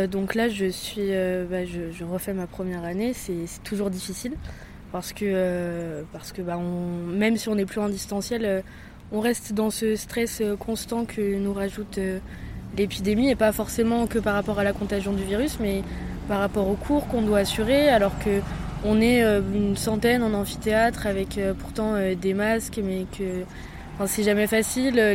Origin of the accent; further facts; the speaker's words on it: north of Deux-Sèvres, Nouvelle-Aquitaine, France; moved away as an adult; now in Poitiers, France; de Toire, dans le nord de Sèvres, et voilà, je suis venue faire mes études à Poitiers.